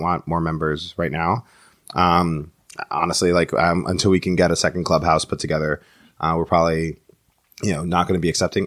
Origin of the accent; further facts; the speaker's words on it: New York City, New York, United States; I was born in the in the Bronx